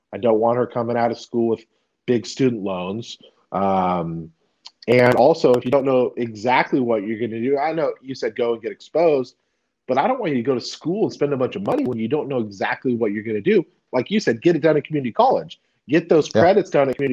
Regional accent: California, United States; moved away as an adult; now in Texas, United States

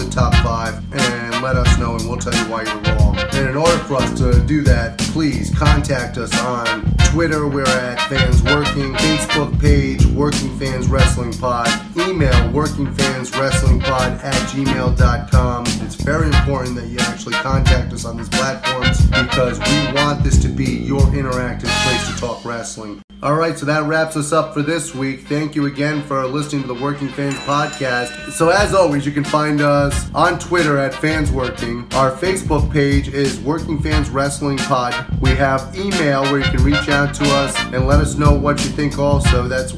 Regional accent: Florida, United States; I grew up in Florida.

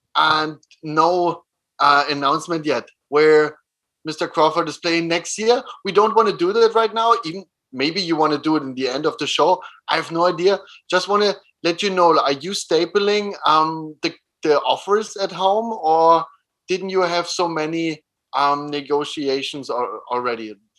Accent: Germany; moved away as an adult; also born or lived in Innsbruck, Austria; now in Vienna, Austria; I was born next to Berlin, so I know the environment.

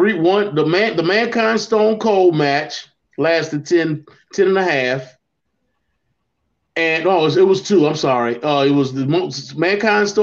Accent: Mid-Atlantic, United States; I grew up in the Mid-Atlantic with Jim Crockett Promotions

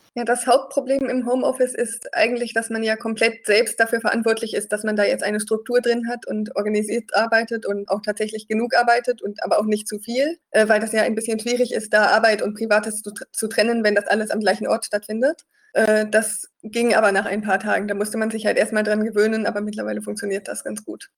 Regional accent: North Rhine-Westphalia, Germany; moved away as an adult; also born or lived in Eichsfeld; Ich komme ursprünglich aus NRW

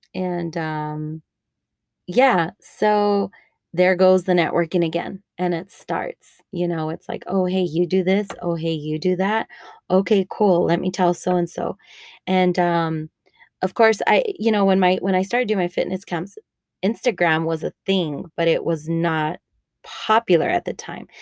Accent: El Paso, Texas, United States; also born or lived in Denver; I live in El Paso, Texas, where I was raised. I grew up in the Lower Valley and San Elisario area

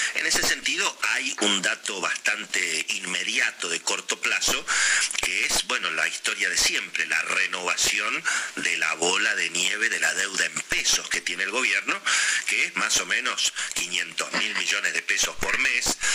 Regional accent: Argentina; somos los argentinos

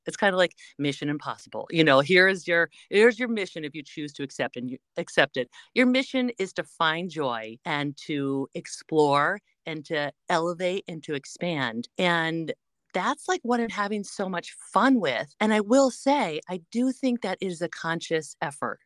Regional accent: Connecticut, United States; moved away; zero to twenty was growing up in Connecticut

